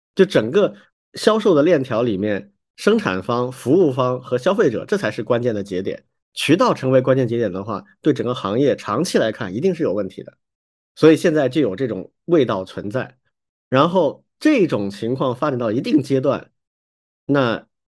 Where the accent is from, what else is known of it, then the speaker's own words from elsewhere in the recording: China; 我们中国人不太会这样去思考问题